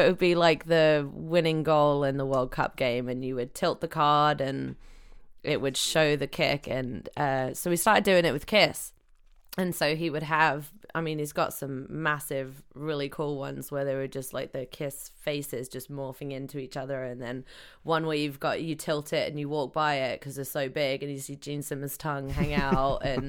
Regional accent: Gamlingay, East of England, United Kingdom; moved away; England. England. Cambridge. Small village outside of Cambridge called Gamlingay.

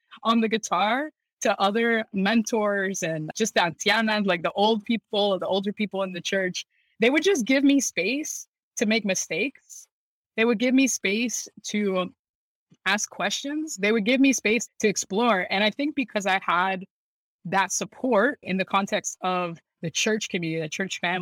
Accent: Lakeland, Florida, United States; My most formative years were in Central Florida, so in Lakeland, Florida

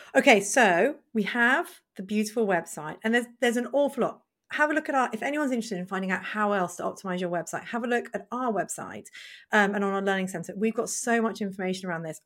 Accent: United Kingdom; us being British

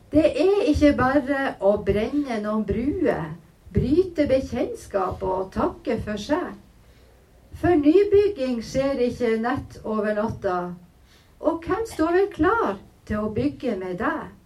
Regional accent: Kilbotn, Troms, Norway; det er altså av heimbygda mi. Kilbotn heter den

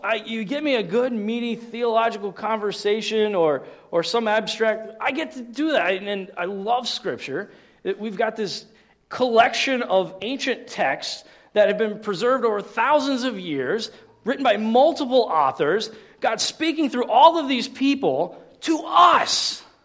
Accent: United States; as good American Christians

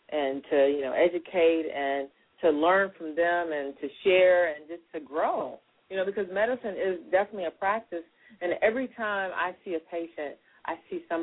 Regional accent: Tennessee, United States; born or raised there; moved away; also born or lived in Chicago

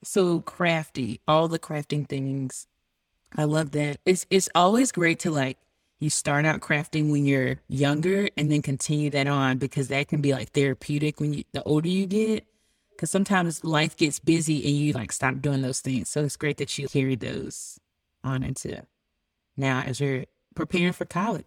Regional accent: Boone, North Carolina, United States; I'm a country, country girl, being born in Bun, North Carolina

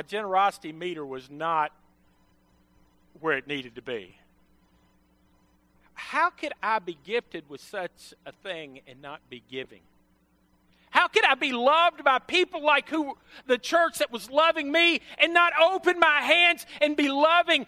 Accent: Western Kentucky, United States; moved away; I was from Western Kentucky

